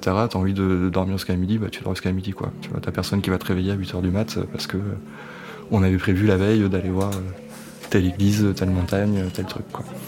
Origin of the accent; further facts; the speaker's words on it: Cantal, Auvergne-Rhône-Alpes, France; moved away as an adult; now in Paris, France; j'habite à Paris depuis, euh, depuis que j'ai 18 ans, donc ça fait une douzaine d'années maintenant. Et je viens du Cantal à la base